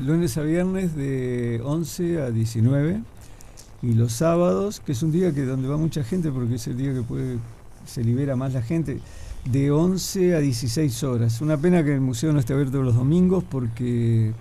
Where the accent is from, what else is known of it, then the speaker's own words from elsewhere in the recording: Trinidad, Flores, Uruguay; moved away as an adult; now in Montevideo, Uruguay; yo dibujo en vivo hace mucho tiempo, te diría que desde mi adolescencia en Trinidad